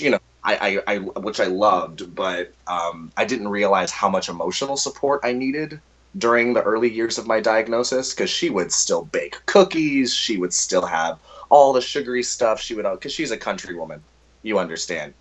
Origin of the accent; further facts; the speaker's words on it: Orlando, Florida, United States; also born or lived in Texas; I am a Texas-born uh, Florida native because I was raised in Orlando, Florida, for most of my life.